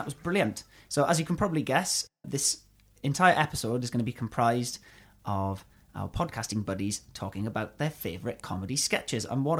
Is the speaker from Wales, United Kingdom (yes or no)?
yes; Llanelli, Wales, United Kingdom; my hometown, Llanelli.